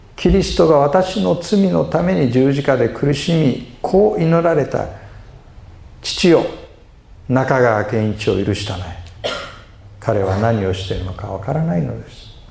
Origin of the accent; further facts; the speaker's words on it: Osaka, Japan; moved away; 私はあの大阪人ですから